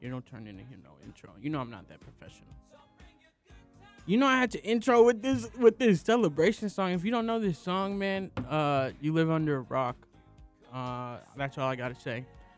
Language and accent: English; Oakland, California, United States; I am from Oakland, California. I love my A's